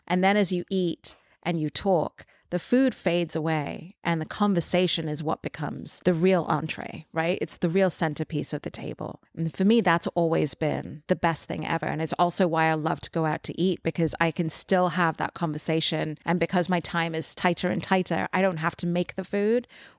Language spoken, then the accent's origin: English; Dubai, United Arab Emirates; because I grew up in Dubai and I felt like I didn't really belong in any group. I went to an English school, but I wasn't British.